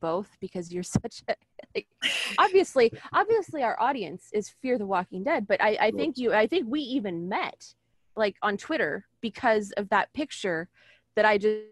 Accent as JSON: {"language": "English", "town": "San Diego", "region": "California", "country": "United States", "said": "I'm not from the South. I'm from here."}